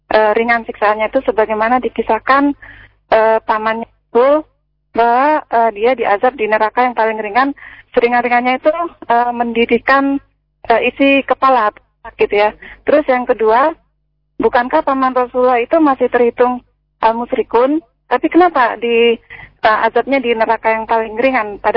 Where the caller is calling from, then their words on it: Tangerang, Banten, Indonesia; Uh, dari Tangerang dengan